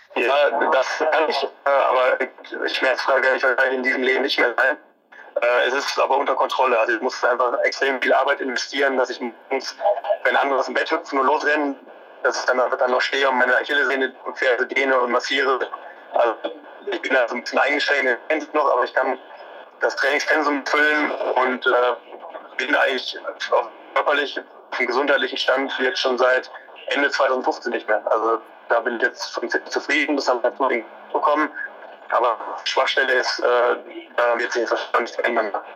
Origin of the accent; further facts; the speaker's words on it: Ruhr area, North Rhine-Westphalia, Germany; bei uns im Ruhrgebiet